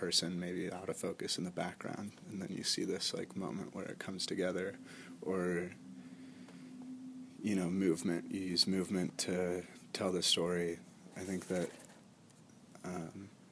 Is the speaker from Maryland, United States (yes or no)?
yes; Frostburg, Maryland, United States; I was born in Frostburg, Maryland, which is in the mountains of Maryland, like in the Appalachian Mountains.